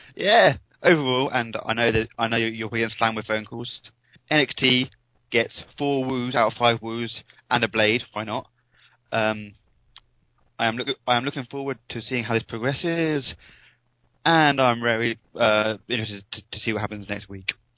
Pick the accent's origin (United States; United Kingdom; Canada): United Kingdom; England; I'm English